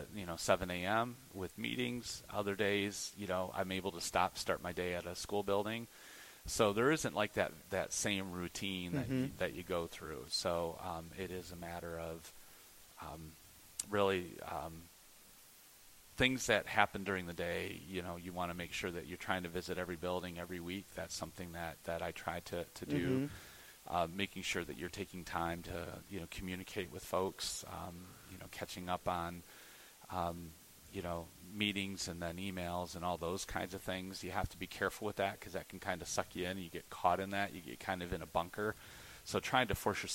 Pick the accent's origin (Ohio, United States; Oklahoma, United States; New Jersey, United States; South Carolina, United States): Ohio, United States; Toledo; We grew up out in Shoreland in Point Place